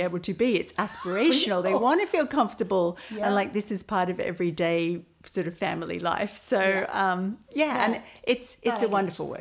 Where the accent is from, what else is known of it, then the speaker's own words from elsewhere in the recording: Melbourne, Victoria, Australia; moved away as an adult; now in Ireland; I'm originally from Melbourne.